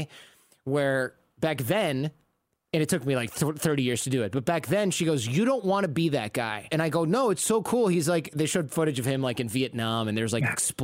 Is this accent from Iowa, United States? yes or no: no; Detroit, Michigan, United States; moved away; also born or lived in New York; I'm from the suburbs of Detroit